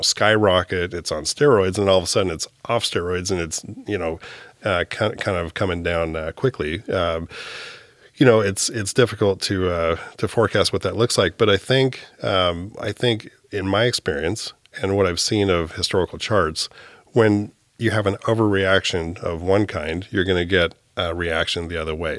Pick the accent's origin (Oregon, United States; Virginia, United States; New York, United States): Oregon, United States; Hillsboro; also born or lived in Palo Alto, California / Amstelveen, Netherlands; moved up to Hillsboro, Oregon, uh, by about the age of three and lived there, uh, grew up there, went to high school there.